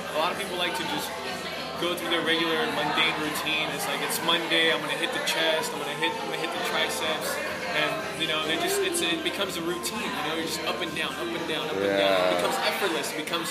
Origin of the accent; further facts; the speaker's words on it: Pacific Grove, California, United States; I grew up in Pacific Grove.